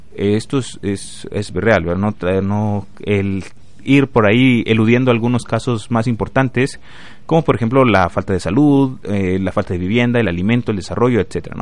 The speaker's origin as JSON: {"language": "Spanish", "country": "Guatemala", "said": "como guatemalteco sí me preocupa"}